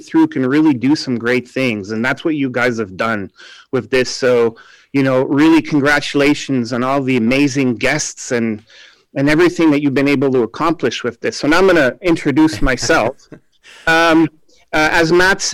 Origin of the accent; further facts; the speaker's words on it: Canada; moved away as an adult; now in Budapest, Hungary; I'm from Canada